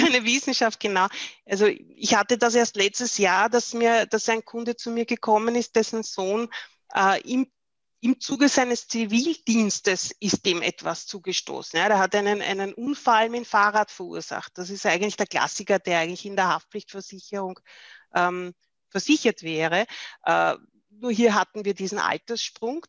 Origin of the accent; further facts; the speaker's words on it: Austria; bei uns in Österreich